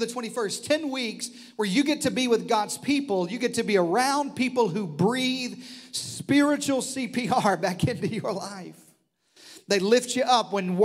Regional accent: the Delta, eastern Arkansas, United States; moved away; I grew up in the Delta, the eastern side of Arkansas

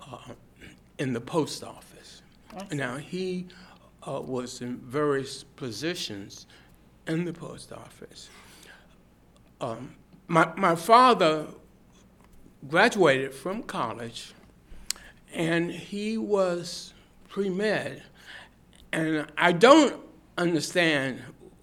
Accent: Washington, District of Columbia, United States; now in Austin, United States; I was born in Washington, D.C., and in 1934

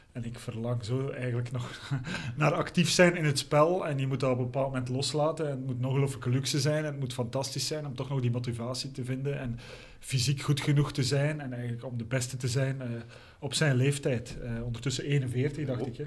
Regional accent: Belgium; zeker als Belg

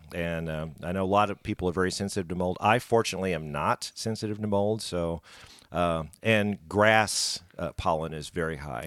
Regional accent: Springfield, Missouri, United States; I'm just country. I'm from Springfield

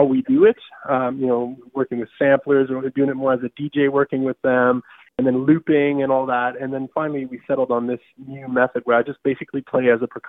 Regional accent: Southern Canada, Canada; growing up in Southern Canada

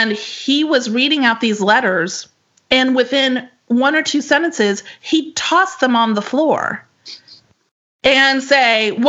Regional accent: North Carolina, United States; moved away as an adult; also born or lived in Florida / Washington State / Naples, Italy; my home state of North Carolina

